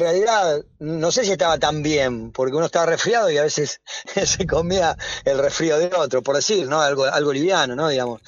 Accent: Avellaneda, Buenos Aires Province, Argentina; yo soy wildense, soy de Avellaneda

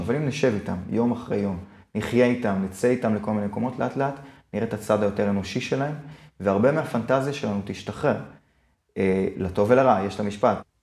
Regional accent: Israel; אני ישראלי

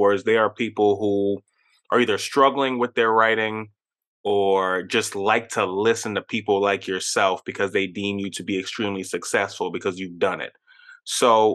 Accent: New York, United States; growing up in New York, you know, I had quite a bit of Jamaican, Trinidadian, Indian

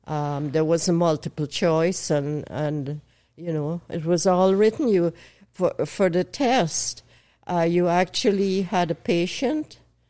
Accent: Guyana; born there; I was born in Guyana. Guyana is a British colony on the northeast coast of South America.

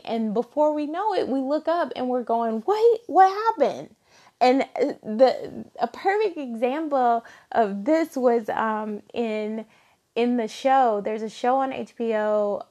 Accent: Alabama, United States; I grew up in Alabama

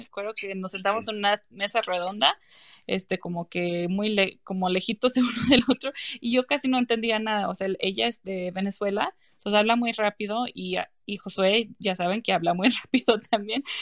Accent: South Carolina, United States; moved away as an adult; also born or lived in Connecticut; now in Mexico City, Mexico; después cambiamos a Carolina del Sur, a otro estado, cuando tenía en como ocho años. Y, ya ahí empecé a crecer este, a mi adolescencia

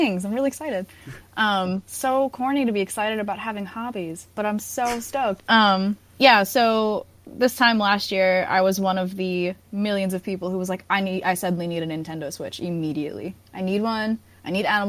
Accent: Massapequa, New York, United States; I'm from Long Island, and I'm from a town called Massapequa, and that was, like, the place for John Gotti

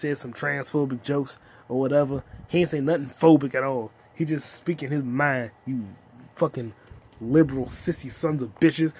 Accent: United States; I'm black, I'm American, foundational black American

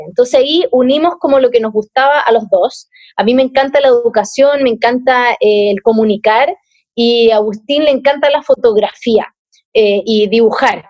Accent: Viña del Mar, Valparaíso, Chile; moved away as an adult; now in Santiago, Chile; cuando me vine a vivir a Santiago, porque al igual que ustedes soy de Viña

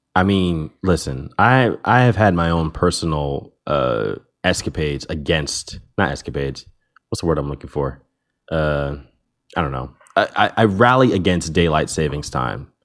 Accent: United States; as an American

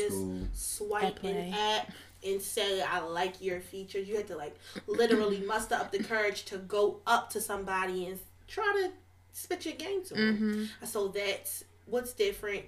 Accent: Baltimore, Maryland, United States; I'm from Baltimore

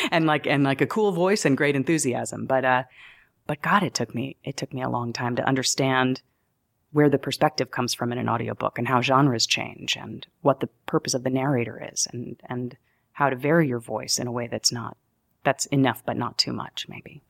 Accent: New York, United States; also born or lived in Denver, Colorado; I'm a New Yorker.

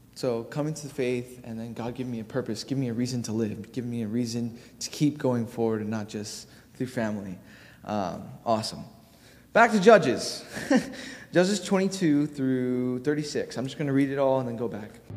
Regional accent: Honolulu, Hawaii, United States; moved away; I'm from Hawaii

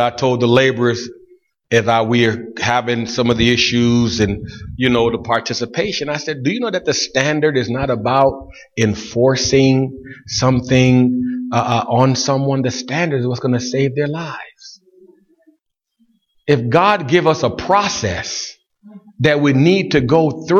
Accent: Buffalo, New York, United States; I grew up in Buffalo

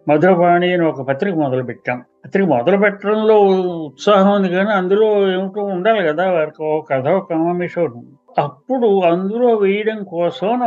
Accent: Kakinada, Andhra Pradesh, India; నేను కాకినాడలో పుట్టి పెరిగాను అక్కడ సాహిత్య వాతావరణం బాగుండేది చిన్నప్పుడు అన్ని చూసేవాళ్ళం పెరిగేవాళ్ళం

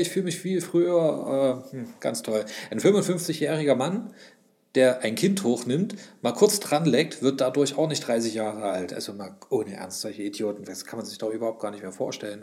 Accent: Leipzig, Saxony, Germany; Hallo, ich bin ein Ossi. Hallo, ich bin auch noch ein Sachse.

